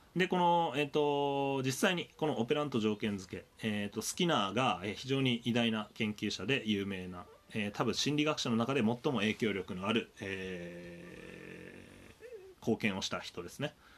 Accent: Tohoku, Miyagi, Japan; moved away; 僕ちょっとあの東北の宮城県出身

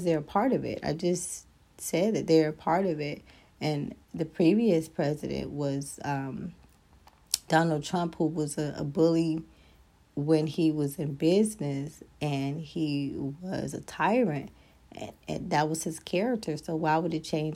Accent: United States; we're not born with as an American

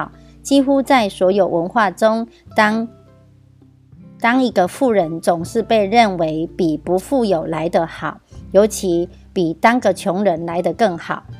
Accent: Miaoli County, Taiwan

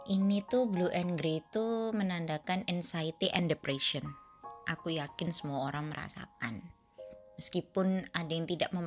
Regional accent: Surabaya, East Java, Indonesia; asal dari Surabaya.

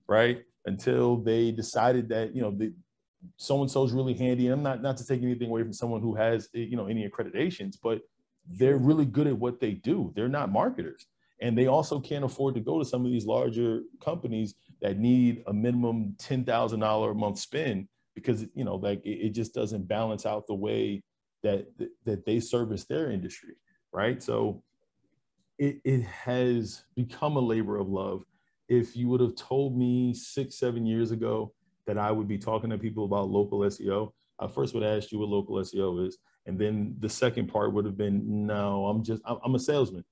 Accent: New York, United States; now in Texas, United States; I grew up in New York

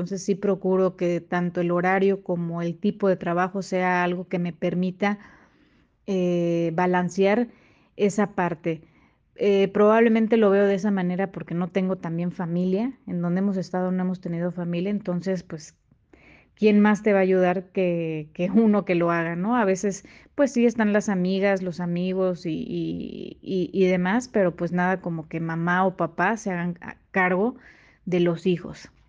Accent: Quintana Roo, Mexico; soy de Quintana Roo. Hemos estado en diferentes ciudades por cuestiones laborales de mi marido.

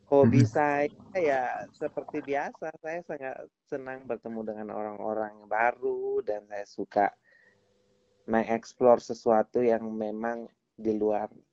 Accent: Kefamenanu, East Nusa Tenggara, Indonesia; saya dari NTT dan saya juga pengen sekali untuk membangun daerah saya

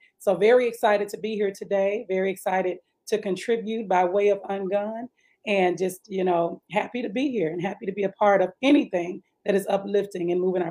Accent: St. Louis, Missouri, United States; I'm a mother of three, born and raised here in St. Louis. I grew up in the Walnut Park area of St. Louis.

